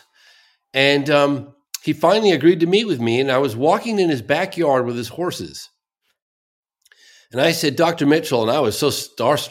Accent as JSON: {"language": "English", "town": "Exeter", "region": "South West England", "country": "United Kingdom", "tie": "born or raised there", "moved": "yes", "said": "I was born in Exeter."}